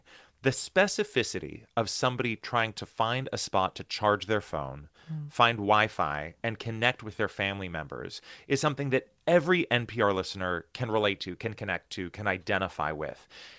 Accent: United States; growing up in the United States, I had been incredibly lucky to live in this country that has two enormous oceans on either side of it

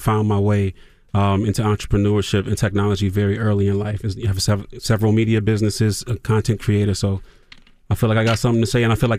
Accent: Toledo, Ohio, United States; Oh, the radio, because I'm from Toledo, Ohio

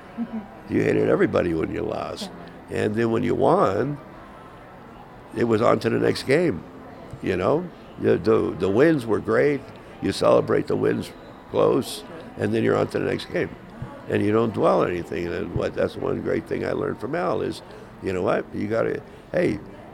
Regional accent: Pennsylvania, United States; moved away as an adult; also born or lived in California; I'm from Pennsylvania

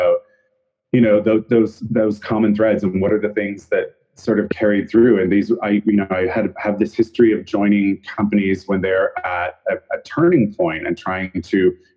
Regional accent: Canada; moved away as an adult; also born or lived in Vancouver; now in New York City, United States; I'm Canadian originally.

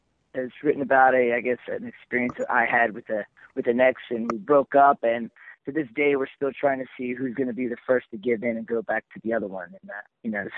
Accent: Philadelphia, Pennsylvania, United States; now in New York City, United States; I'm actually from the Philadelphia area originally, and I moved to New York City to pursue music.

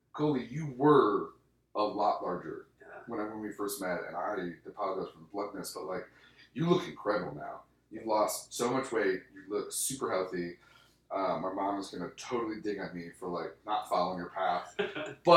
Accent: Michigan, United States; moved away as an adult; now in Las Vegas, United States; born in Michigan and raised in Vegas

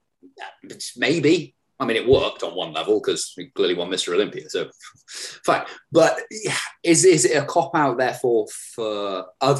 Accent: Hereford, West Midlands, United Kingdom; back in my hometown in Hereford

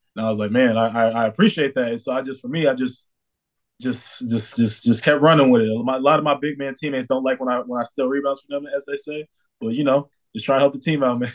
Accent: New York, United States; moved away as an adult; now in Orlando, United States; I'm from New York

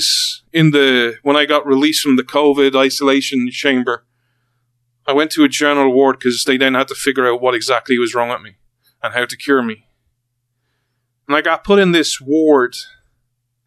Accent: Ireland; we're Irish

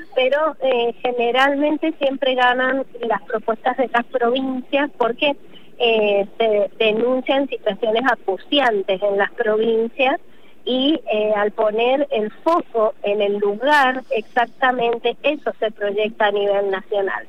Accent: Mendoza, Argentina; yo soy de Mendoza

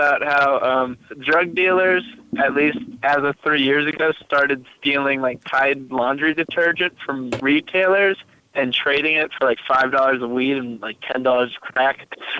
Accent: Colorado Springs, Colorado, United States; now in Boulder, United States; I'm from Colorado Springs originally, but I currently live in Boulder.

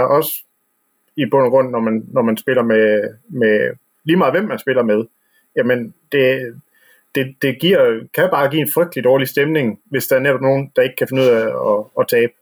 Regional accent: West Jutland, Denmark; vi er vestjyder herude

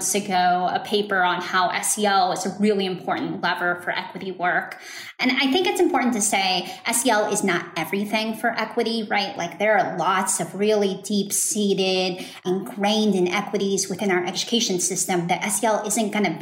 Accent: Dallas, Texas, United States; I grew up in Dallas, Texas, and attended a school in a suburb here

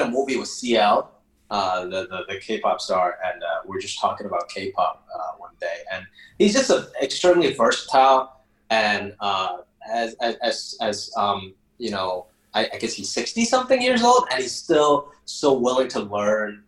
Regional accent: United States; also born or lived in Hong Kong; where I came from in Hong Kong is a big part of it, and then where I grew up in America is equally as big.

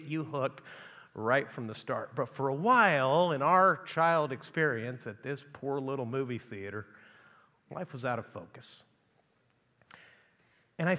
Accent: Chihuahua, Mexico; now in United States; when I was a kid growing up in Chihuahua, Mexico

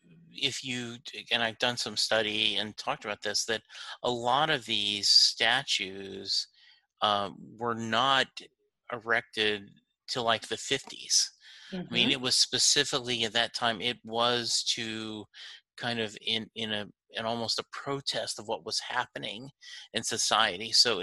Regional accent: Leesville, Louisiana, United States; born there; I was born in Leesville, Louisiana. And so that is right next to Fort Polk, Louisiana.

